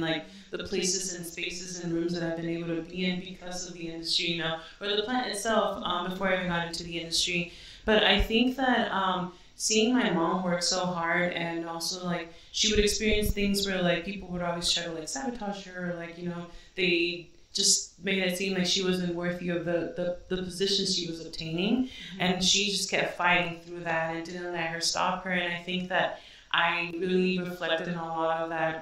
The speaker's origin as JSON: {"language": "English", "town": "Salinas", "region": "California", "country": "United States", "tie": "born or raised there", "said": "I'm from Salinas"}